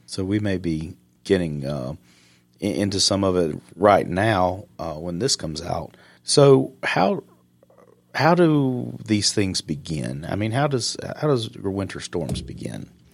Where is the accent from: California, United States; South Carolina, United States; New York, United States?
South Carolina, United States; Upstate; moved away; me growing up in South Carolina and the upstate